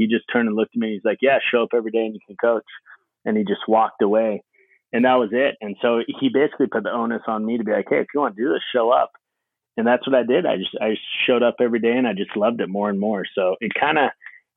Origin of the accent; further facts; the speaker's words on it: Hailey, Idaho, United States; moved away as an adult; also born or lived in Southern California; I grew up in Haley, Idaho, Sun Valley, Idaho, big ski resort town.